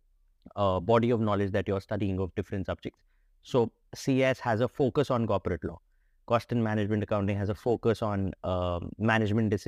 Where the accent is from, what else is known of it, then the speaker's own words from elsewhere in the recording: Delhi, India; So I've always been in Delhi. I was born here. I grew up in Delhi. So I'm a thoroughbred Delhi guy